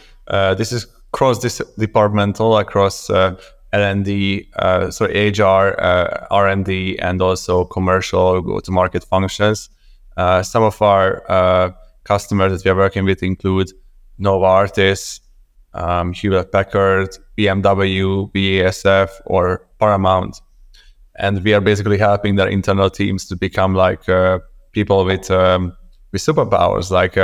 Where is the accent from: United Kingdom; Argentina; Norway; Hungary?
Hungary; Budapest; moved away as an adult; also born or lived in Copenhagen, Denmark; So I'm originally from Budapest, Hungary.